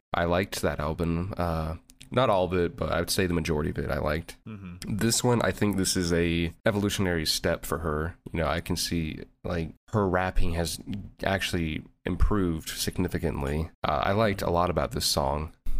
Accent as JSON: {"language": "English", "town": "Louisville", "region": "Kentucky", "country": "United States", "said": "I'm from Louisville, Kentucky."}